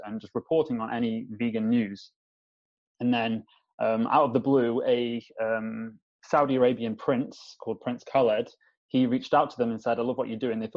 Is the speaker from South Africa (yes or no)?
no; Staffordshire, West Midlands, United Kingdom; also born or lived in London; I live, my hometown, which is in Staffordshire in the middle of Manchester and Birmingham